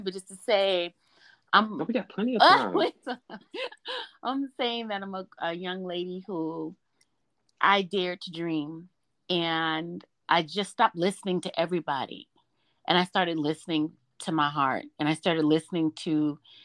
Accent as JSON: {"language": "English", "town": "Memphis", "region": "Tennessee", "country": "United States", "tie": "born or raised there", "said": "As a young lady growing up in the South, I grew up in Memphis, Tennessee."}